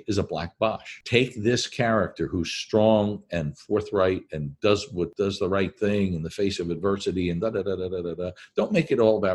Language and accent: English; New Jersey, United States; I'm from New Jersey.